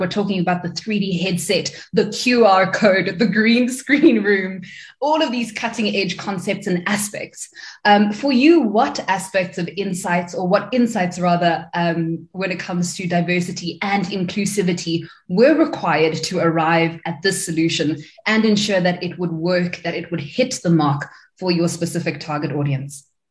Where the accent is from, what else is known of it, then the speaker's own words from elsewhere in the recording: South Africa; as South African creatives